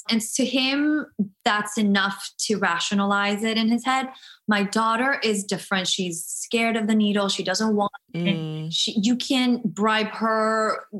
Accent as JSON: {"language": "English", "country": "Guatemala", "tie": "born or raised there", "moved": "yes", "said": "I'm from Guatemala. I never grew up with shots."}